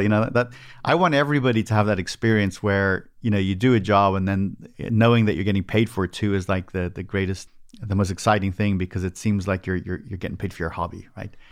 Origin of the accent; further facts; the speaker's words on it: Dublin, Leinster, Ireland; moved away as an adult; now in United States; I was born in Ireland, so this all happened over in Dublin, Ireland, and then I emigrated